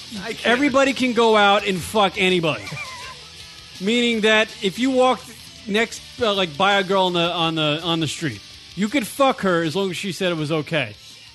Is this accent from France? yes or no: no; United States; we grew up in America.